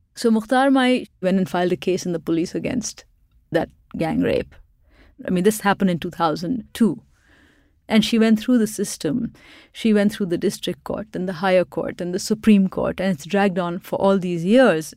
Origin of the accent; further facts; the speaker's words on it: Pakistan; moved away as an adult; now in Boston, United States; I grew up in Pakistan where we had a lot of military dictatorships